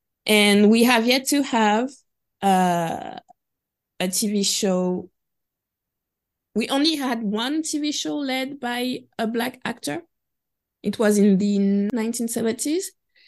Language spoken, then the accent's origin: English; Martinique, France; the island I'm from Martinique, and those who are really the descendants from African people who immigrated in the 60s and the 70s.